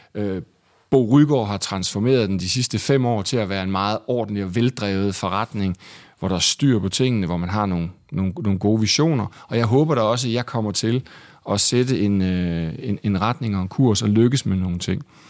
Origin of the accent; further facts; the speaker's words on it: Vejle, Southern Denmark, Denmark; moved away as an adult; also born or lived in Aarhus; now in Copenhagen, Denmark; jeg var fra Vejle